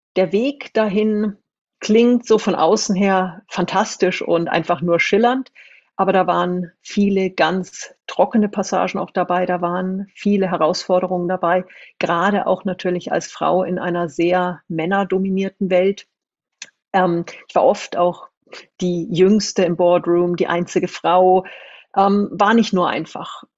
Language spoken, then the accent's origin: German; Munich, Bavaria, Germany; also born or lived in New Zealand / China; Ich komme aus München, aus wirklich aus dem Umfeld der Konzernzentrale